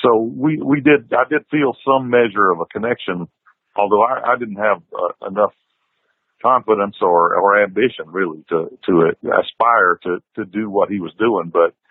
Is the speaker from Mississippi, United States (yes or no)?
yes; Belmont, Mississippi, United States; now in Nashville, United States; my hometown, Belmont, Mississippi, is, it's about 45 minutes from Tupelo